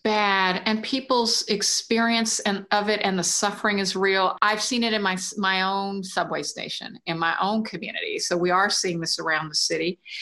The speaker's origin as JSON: {"language": "English", "town": "Washington", "region": "District of Columbia", "country": "United States", "tie": "born or raised there", "moved": "yes", "lives_now": "New York City, United States", "said": "spent my early years in a black neighborhood in Washington"}